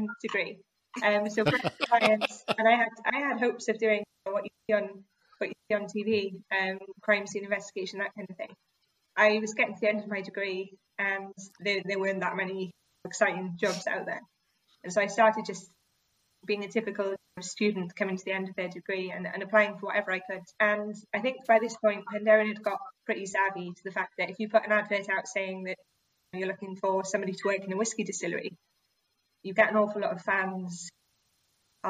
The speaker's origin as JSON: {"language": "English", "town": "Cardiff", "region": "Wales", "country": "United Kingdom", "said": "I'm originally from Cardiff."}